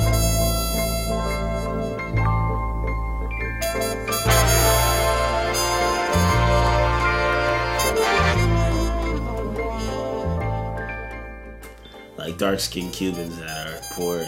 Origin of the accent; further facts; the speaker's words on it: United States; also born or lived in Ohio / Florida; as an American, as a Black American